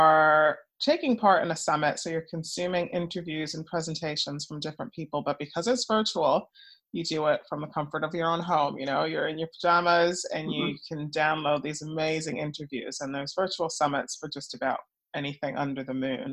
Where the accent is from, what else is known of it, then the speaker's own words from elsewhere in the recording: Montreal, Quebec, Canada; moved away; also born or lived in United States; I'm originally Canadian, so I was born in Canada. Yeah, yeah, Montreal girl.